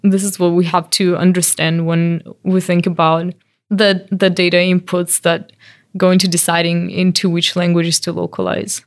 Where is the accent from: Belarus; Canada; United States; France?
Belarus; moved away; I'm from Belarus